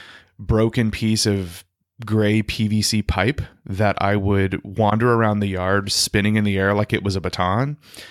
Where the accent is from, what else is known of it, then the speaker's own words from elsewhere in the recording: Louisiana, United States; So I grew up in Louisiana. I'm a Cajun boy.